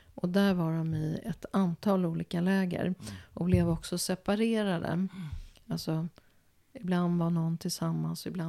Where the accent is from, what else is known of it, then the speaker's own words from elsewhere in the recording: Sweden; som svensk jude